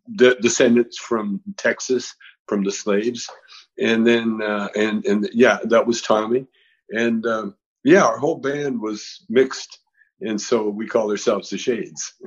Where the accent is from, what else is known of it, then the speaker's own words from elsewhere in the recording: Vancouver, British Columbia, Canada; moved away as an adult; now in United States; We, we, used to sneak down to America from uh, Vancouver